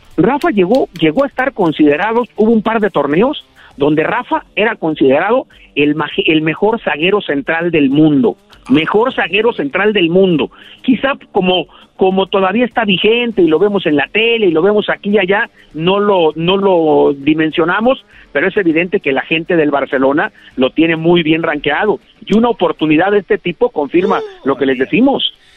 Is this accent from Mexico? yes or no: yes; Moyahua, Zacatecas, Mexico; now in Guadalajara, Mexico; Yo nací muy cerca de Guadalajara, en un ranchito de menos de mil habitantes que se llama Santa Rosa, pero que es municipio de Moyagua, Zacatecas.